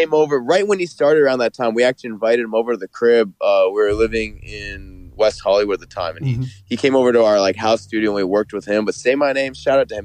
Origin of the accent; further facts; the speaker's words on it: Toronto, Ontario, Canada; We grew up in Canada